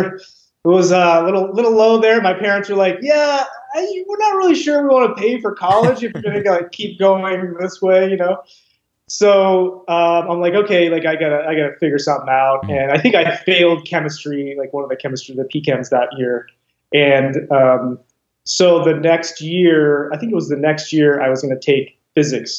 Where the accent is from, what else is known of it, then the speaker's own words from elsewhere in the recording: Wyoming, United States; I was from Wyoming